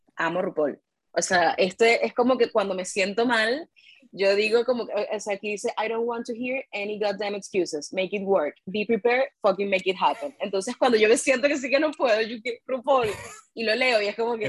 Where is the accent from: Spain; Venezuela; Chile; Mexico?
Venezuela; Caracas, Capital District; yo soy de Caracas